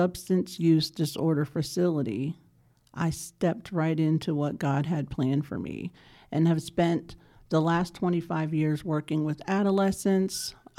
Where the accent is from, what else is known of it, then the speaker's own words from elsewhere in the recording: Pittsburgh, Pennsylvania, United States; now in Charlotte, United States; So I'm originally from Pittsburgh, Pennsylvania